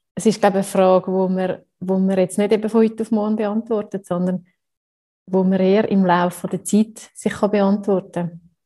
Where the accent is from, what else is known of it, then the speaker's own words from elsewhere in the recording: Switzerland; wenn man so als Schweizer oft den Perfektionsanspruch hat